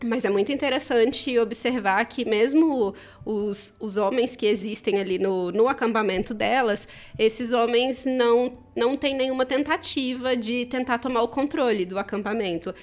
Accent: Mato Grosso do Sul, Brazil; eu sou do Mato Grosso do Sul

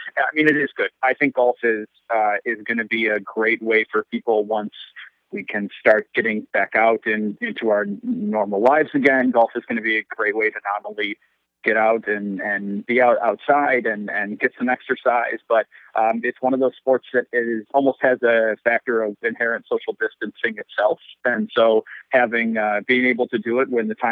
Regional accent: Western New York, United States; I'm originally from Western New York myself

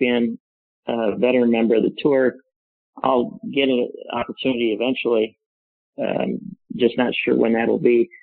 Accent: Phoenix, Arizona, United States; I grew up in Phoenix, Arizona

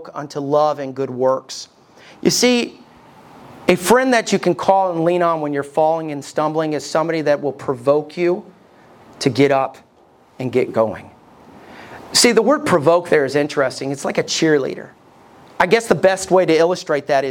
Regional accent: United States; as American people

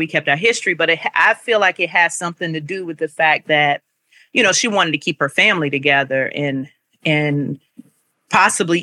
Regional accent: Ivor, Virginia, United States; I'm from Southampton County, Virginia. And so Ivor is the little town where I grew up.

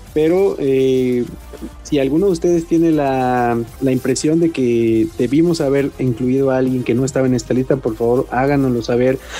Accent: Mexico

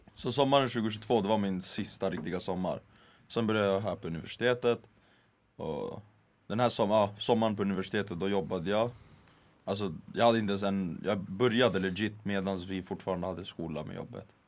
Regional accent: Skärholmen, Stockholm County, Sweden; fotbollsplanen i Skärholmen, Mm. där jag växte upp

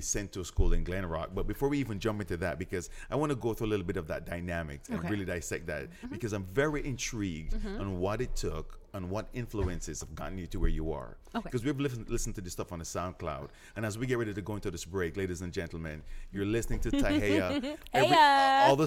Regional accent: Jamaica; now in United States; I'm straight from Jamaica, so I wasn't born here

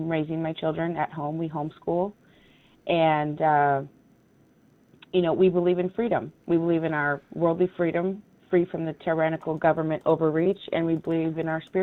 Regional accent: Portland, Oregon, United States; having been born and raised in Portland

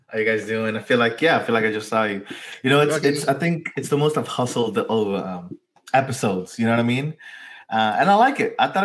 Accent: San Diego, California, United States; also born or lived in Tijuana, Mexico; growing up in San Diego and Tijuana, that border kid

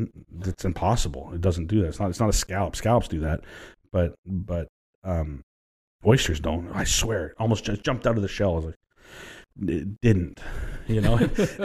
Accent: Texas, United States; I said, listen, where are you from? I said, we're from Texas.

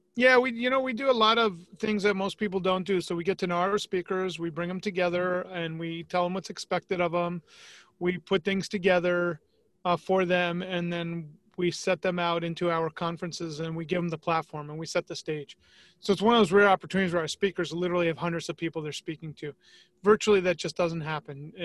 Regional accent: New York, United States; moved away as an adult; now in Tampa, United States; growing up in New York

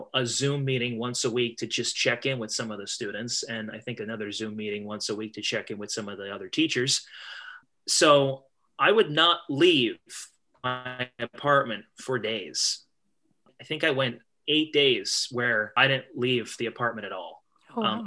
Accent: Eastern Pennsylvania, United States; moved away as an adult; now in Northwest Ohio, United States; I live in Northwest Ohio. Not from here. I was born in Eastern Pennsylvania, and my job brought me out here.

